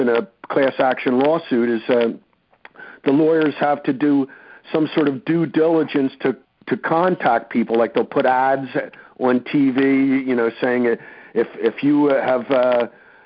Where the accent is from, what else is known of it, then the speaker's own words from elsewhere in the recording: Northeast, United States; I'm from the Northeast like him